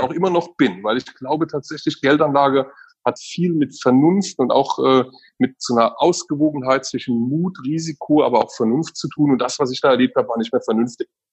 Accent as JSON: {"language": "German", "country": "Germany", "tie": "born or raised there", "also_born_or_lived": "Eifel", "said": "ich habe eine sehr ähm, behütete und schöne Kindheit an der Mosel äh, äh, erlebt"}